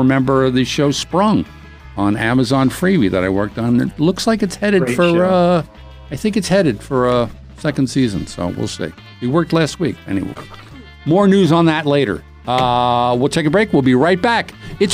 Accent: Philadelphia, Pennsylvania, United States; we're both from Philly, both 76er fans

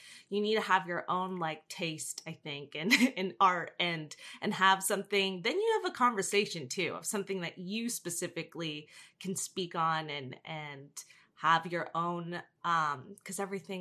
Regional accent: New Jersey, United States; I'm from Jersey

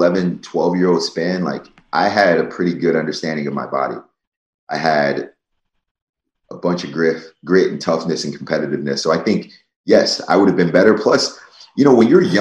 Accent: New Jersey, United States; I grew up in South Jersey where I was only the second state champ in my school's history

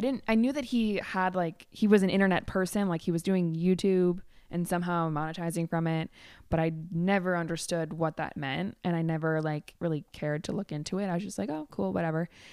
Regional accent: Chicago, Illinois, United States; now in Vernon Hills, United States; I was born in Chicago, born and raised.

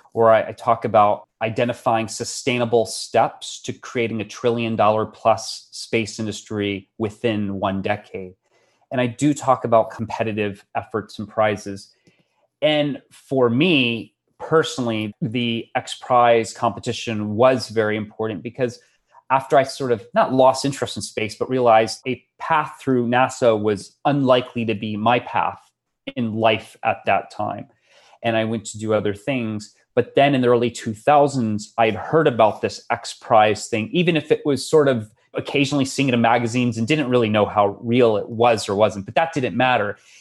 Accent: Florida, United States; moved away; my home state of Florida, where I was raised in sort of the long shadow of the space shuttle

